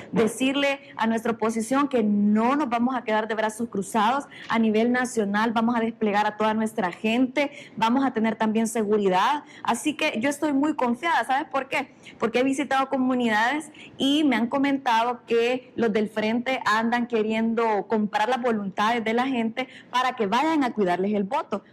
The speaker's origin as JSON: {"language": "Spanish", "town": "San Marcos", "region": "San Salvador", "country": "El Salvador", "said": "Yo soy del pueblo, soy de San Marcos, incluso vivo ahí"}